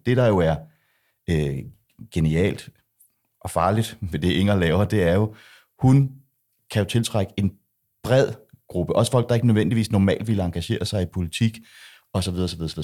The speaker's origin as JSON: {"language": "Danish", "country": "Denmark", "said": "jeg er jo dansker"}